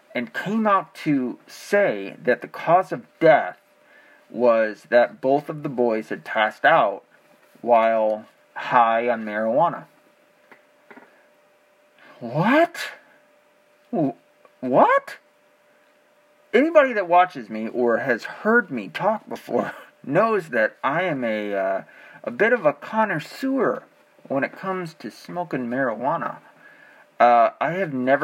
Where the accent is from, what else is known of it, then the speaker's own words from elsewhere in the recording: Arkansas, United States; I was born in Arkansas.